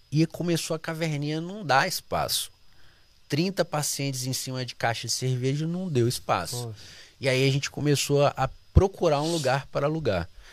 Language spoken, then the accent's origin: Portuguese; Volta Redonda, Rio de Janeiro, Brazil; moved away; also born or lived in Nova Iguaçu / Itaguaí; Nascido em Volta Redonda, cresci em Volta Redonda, tive uma infância maravilhosa